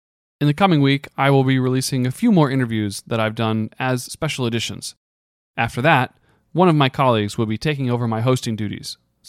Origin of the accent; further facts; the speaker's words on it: United States; also born or lived in Kurdistan Region, Iraq; I'm not Kurdish or of Kurdistani origin. I'm an American.